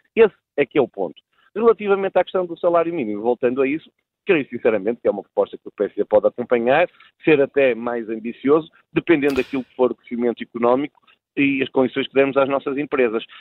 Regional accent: Braga, Norte, Portugal; de Braga, que conheço perfeitamente, do resto de onde sou oriundo

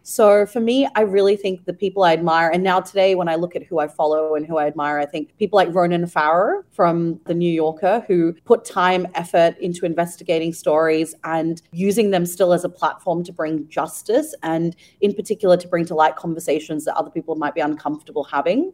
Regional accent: Ukraine; now in Singapore; I grew up in Ukraine and spent a couple of years of my life there

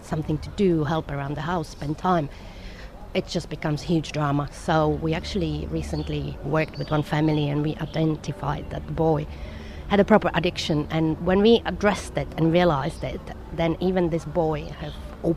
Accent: Prague, Czechia; now in Dubai, United Arab Emirates; I come from Prague, Czech Republic, which was communist country

